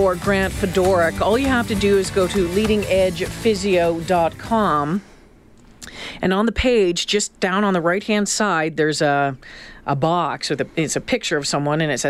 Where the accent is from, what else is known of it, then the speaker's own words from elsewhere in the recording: Canada; we're Canadian